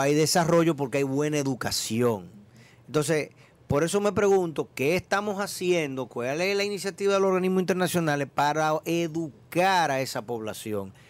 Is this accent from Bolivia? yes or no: no; Dominican Republic; yo como dominicano salgo de acá